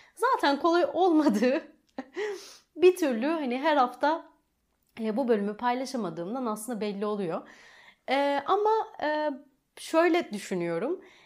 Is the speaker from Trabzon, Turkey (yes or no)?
yes; Trabzon, Turkey; first language Turkish; also born or lived in Rize / Çamlıhemşin; okul dönemim tamamıyla Trabzon'da başlıyor